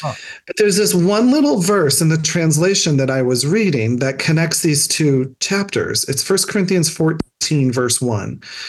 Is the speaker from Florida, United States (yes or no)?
no; New Hampshire, United States; I came from New Hampshire.